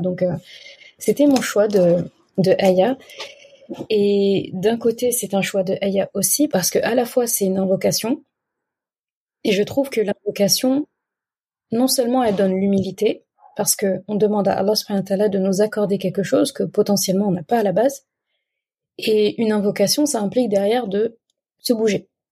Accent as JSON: {"language": "French", "country": "Senegal", "said": "Chez nous, au Sénégal"}